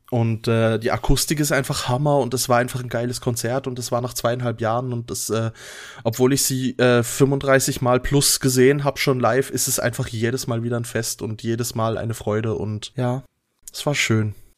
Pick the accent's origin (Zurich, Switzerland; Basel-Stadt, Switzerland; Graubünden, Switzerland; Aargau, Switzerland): Basel-Stadt, Switzerland; Basel; wir haben bei uns in Basel in der Nähe das Augusta Raurica